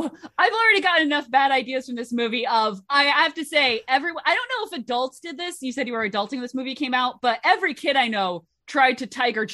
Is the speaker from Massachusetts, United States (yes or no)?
no; Southern Connecticut, United States; I am from Southern Connecticut, where the Post Road is the main drag through town